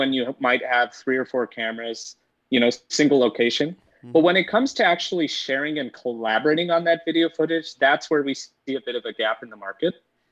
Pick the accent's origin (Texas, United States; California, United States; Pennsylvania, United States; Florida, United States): California, United States; Bay Area; I grew up in the Bay Area, so I've been born and raised here